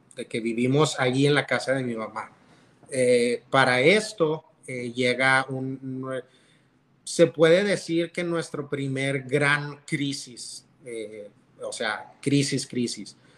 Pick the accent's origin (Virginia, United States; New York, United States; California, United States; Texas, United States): Texas, United States; Canutillo; also born or lived in Monterrey; me crié en una iglesia en Canutillo